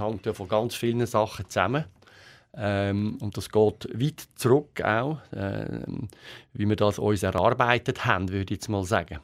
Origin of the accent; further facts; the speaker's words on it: Switzerland; wir äh, Schweizer sind